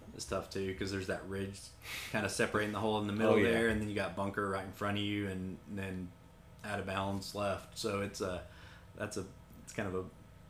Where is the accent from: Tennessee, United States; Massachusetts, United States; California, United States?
Tennessee, United States; Kingsport; Like I said, I grew up not too far from here. I was born in Tennessee and in the Tri-Cities, Kingsport, and happy to be back here and get to work here.